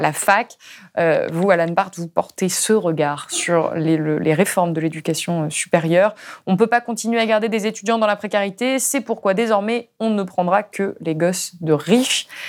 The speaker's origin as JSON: {"language": "French", "area": "Ardèche", "region": "Auvergne-Rhône-Alpes", "country": "France", "said": "je viens d'Ardèche, d'un tout petit village"}